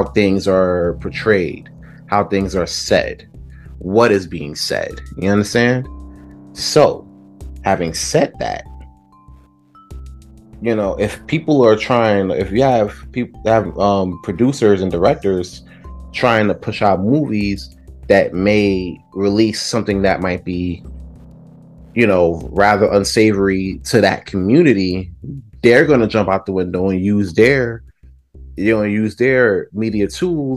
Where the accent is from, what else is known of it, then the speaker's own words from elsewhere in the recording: New York City, New York, United States; I'm from Brooklyn